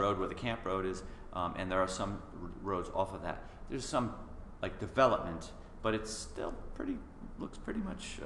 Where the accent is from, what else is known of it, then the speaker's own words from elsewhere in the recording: Southington, Connecticut, United States; I grew up in Connecticut. I grew up in a town, Southington, Connecticut.